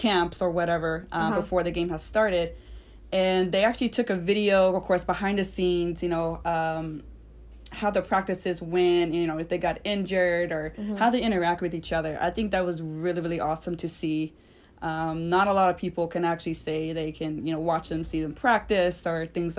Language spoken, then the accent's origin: English; Dallas, Texas, United States; we are from Dallas.